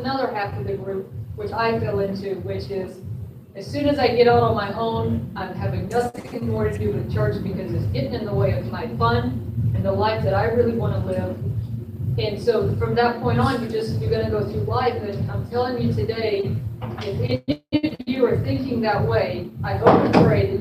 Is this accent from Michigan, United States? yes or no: no; North Carolina, United States; I was raised on the East Coast, North Carolina, the Bible Belt